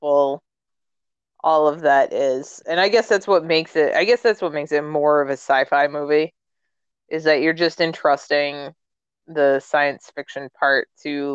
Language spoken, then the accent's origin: English; New England, United States; I'm from New England.